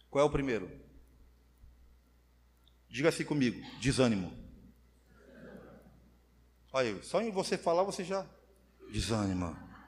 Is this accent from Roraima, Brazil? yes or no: yes; Roraima, Brazil; eu sou macuxi da gema. Sabe o que é da gema? Nasci aqui, 42 anos de Roraima. Não conheço, mal conheço São Paulo.